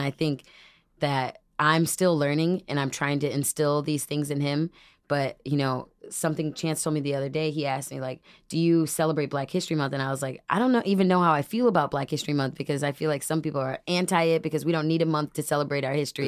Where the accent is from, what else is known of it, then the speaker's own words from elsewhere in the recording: Dunlap, Illinois, United States; also born or lived in Peoria, Illinois; now in Chicago, United States; from Peoria, and then I actually, majority grew up in Dunlap